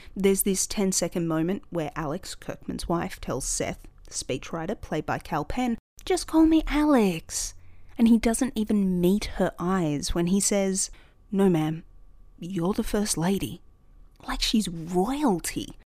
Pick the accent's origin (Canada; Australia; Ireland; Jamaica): Australia; In Australia, we're not really big on people boasting